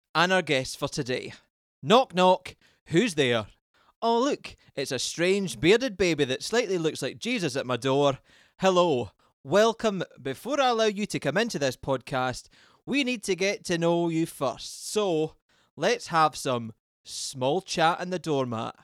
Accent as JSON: {"language": "English", "region": "west coast of Scotland", "country": "United Kingdom", "moved": "yes", "lives_now": "London, United Kingdom", "said": "I'm a Scotsman from the middle of nowhere on the west coast of Scotland, but at the moment I'm occupied in London"}